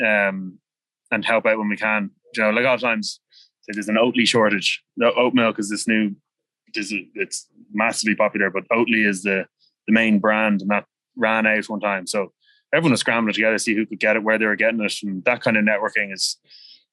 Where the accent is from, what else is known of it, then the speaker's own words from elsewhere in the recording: Dublin, Leinster, Ireland; I grew up on the Strand